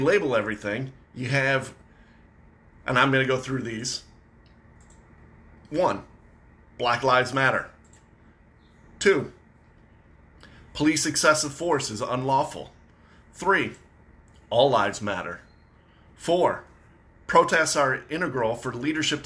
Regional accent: Michigan, United States; I'm from Michigan

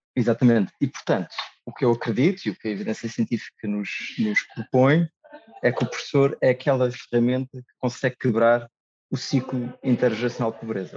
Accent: Lisbon, Portugal; moved away as an adult; sou de Lisboa

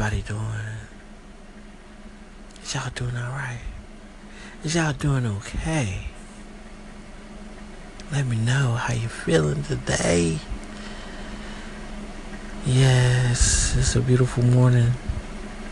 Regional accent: United States; also born or lived in Southeast Georgia; I'm an American people, and I'm proud to be

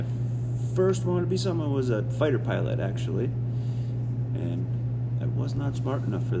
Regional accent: Deer River, Minnesota, United States; Originally from Deer River, Minnesota, which is up by Bemidji.

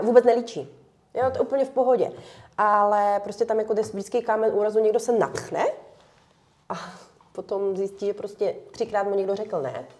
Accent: Ukraine; moved away; my jsme ještě Ukrajinci

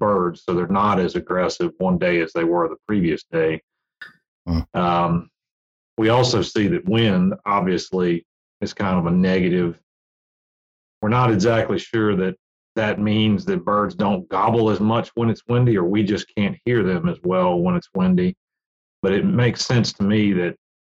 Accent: Virginia, United States; I grew up in Virginia

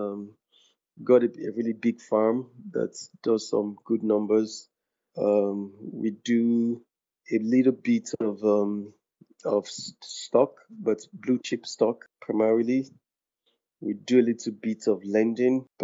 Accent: Ogbomosho, Oyo, Nigeria; moved away; I'm from Ogbomosho in Oyo State

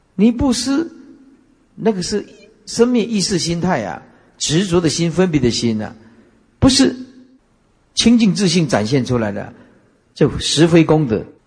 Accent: Taiwan; 我们台湾话叫跨话卡丘啊

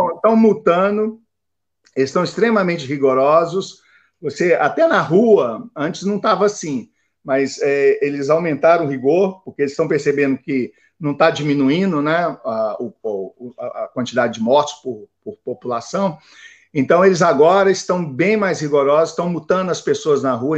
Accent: Brazil; moved away as an adult; also born or lived in Japan / Miami; como brasileiros no exterior

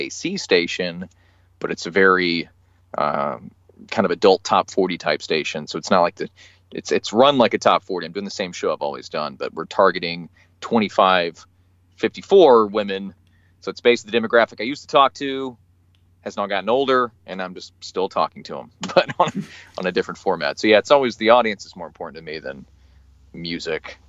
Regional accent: Huntsville, Alabama, United States; moved away as an adult; also born or lived in Dothan, Alabama / Savannah, Georgia / Chicago; I'm from Huntsville, Alabama is my hometown.

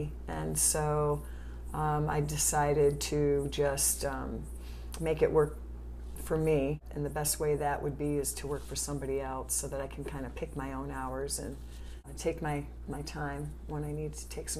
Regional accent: Italy; born there; Yeah, I was born in Italy, yeah.

